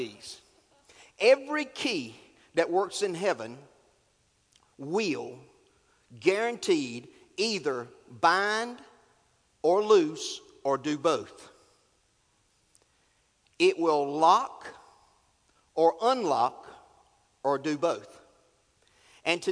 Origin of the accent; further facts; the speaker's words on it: North Carolina, United States; I'm from North Carolina